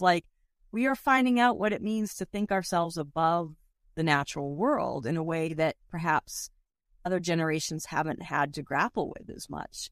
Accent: Boston, Massachusetts, United States; moved away; also born or lived in Northern California; I'm from Boston originally, but when I lived in Northern California most of my life

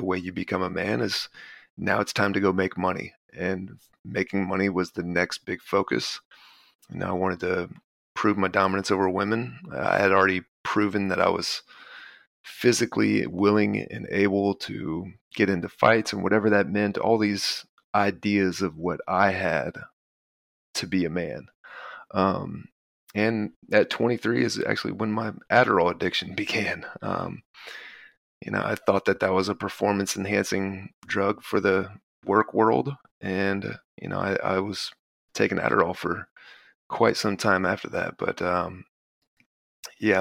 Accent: Texas, United States; also born or lived in Baton Rouge, Louisiana; I was born in Baton Rouge, but I grew up in Texas

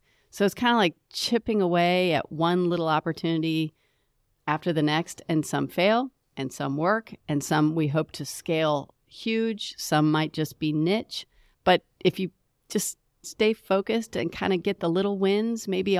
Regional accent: Indiana, United States; now in Charlotte, United States; You know, I love Charlotte. I'm actually originally from Indiana.

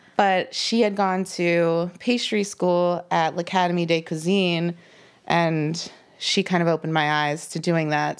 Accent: Lancaster County, Pennsylvania, United States; born or raised there; also born or lived in Philadelphia area, Pennsylvania; now in Pittsburgh, United States

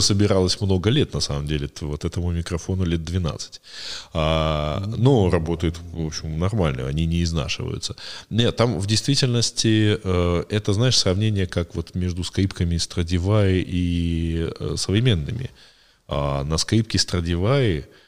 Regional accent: a small town near Cherkasy, Cherkasy Oblast, Ukraine; вот я в в 90-м году э, ходил на специальный компьютерный клуб, э, значит, э, у нас был в небольшом городке под Черкасами

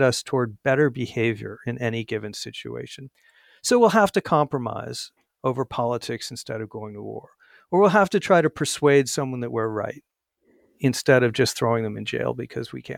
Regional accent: Arizona, United States; my home state of Arizona

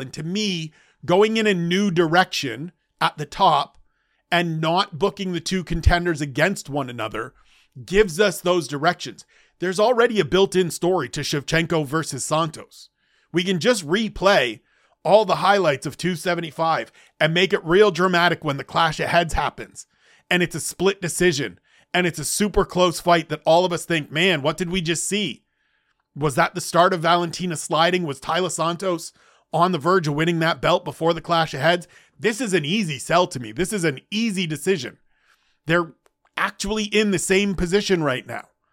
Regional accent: Canada; I'm Canadian, first and foremost

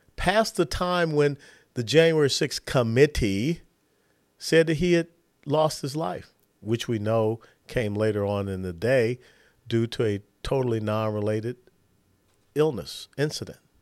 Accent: Atlanta, Georgia, United States; also born or lived in Tennessee; now in Texas, United States; I was born and raised in Georgia

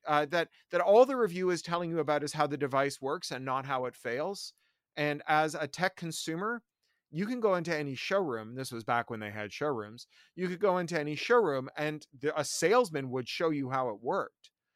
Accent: Toronto, Ontario, Canada; also born or lived in Central America / San Francisco / London; now in Burbank, United States; I, I grew up in Toronto. Uh, then I lived in Central America and San Francisco, then in London, became a British subject citizen. Uh, now I live just outside of Los Angeles in Burbank.

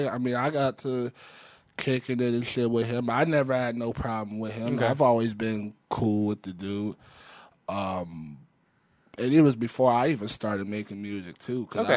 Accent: Westlake, Ohio, United States; I was born and raised here

